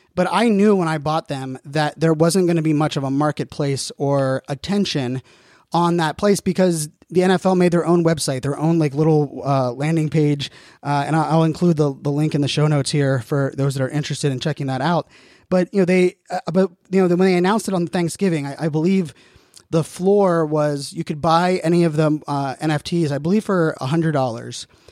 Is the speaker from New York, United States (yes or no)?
no; Pittsburgh, Pennsylvania, United States; I'm born and raised in Pittsburgh, so diehard Steeler fan